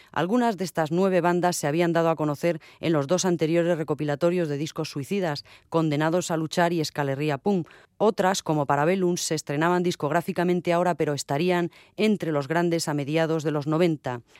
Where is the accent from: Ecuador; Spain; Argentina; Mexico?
Spain; Navarre; Antes nos creíamos más lo del rock radical vasco, porque hacemos rock y somos vascos, pero también podría haberse llamado rock navarro cabezón, porque somos navarros y muy cabezones